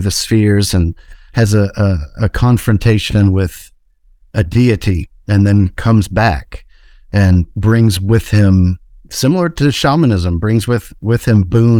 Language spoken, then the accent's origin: English; Deep South, United States; My brother and I, you know, we were a lot like I imagined you and Terrence were. We grew up in the Deep South